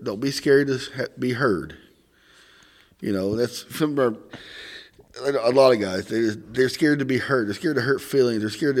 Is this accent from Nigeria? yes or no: no; Missouri, United States; accent: Southern; now in Northern Indiana, United States; in Southeast Missouri, so I got a lot going against me as far as speaking goes.